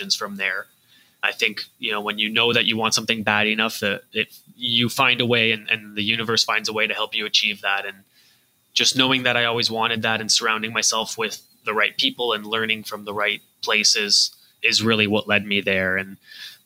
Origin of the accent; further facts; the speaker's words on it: Canada; I am Canadian.